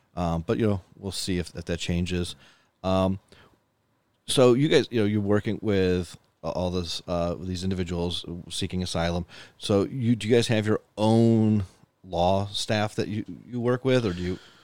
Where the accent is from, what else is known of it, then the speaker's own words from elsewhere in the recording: Buffalo, New York, United States; I should learn more about my hometown